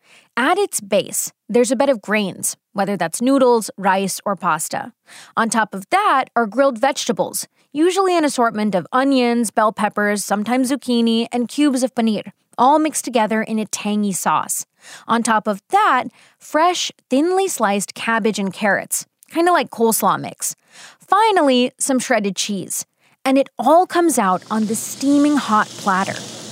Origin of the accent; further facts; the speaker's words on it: United States; I, on the other hand, was born and raised in the U.S., but I grew up eating Indian food.